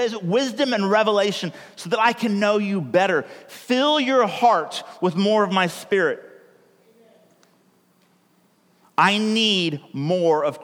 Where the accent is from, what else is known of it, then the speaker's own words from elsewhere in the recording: California, United States; moved away as an adult; also born or lived in United Kingdom; now in Oregon, United States; I'm actually from California